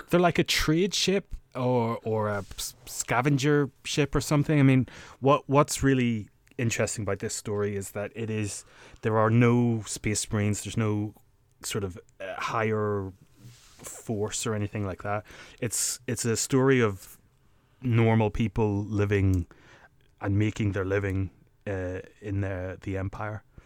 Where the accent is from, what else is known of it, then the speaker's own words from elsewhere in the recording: Northern Ireland, United Kingdom; growing up in Northern Ireland